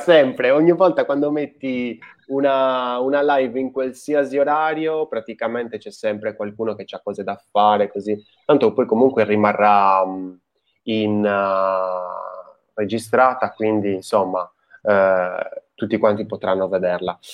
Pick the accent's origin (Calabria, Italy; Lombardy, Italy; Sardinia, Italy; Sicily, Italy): Sardinia, Italy; now in Tuscany, Italy; io sono di origini, cioè origini, sono sardo